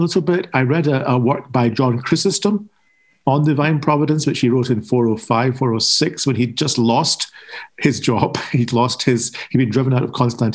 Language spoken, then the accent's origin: English; Scotland, United Kingdom; being Scottish and being Protestant